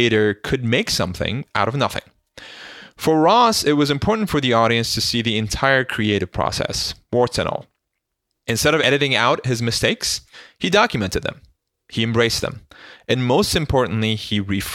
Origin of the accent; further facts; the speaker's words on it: Istanbul, Turkey; moved away; As a young boy growing up in Istanbul